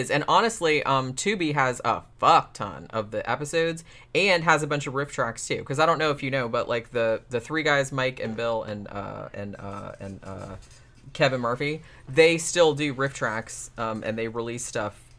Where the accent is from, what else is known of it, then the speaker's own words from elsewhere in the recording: Germany; English is a second language; I'm from Germany, a country with a huge dubbing culture.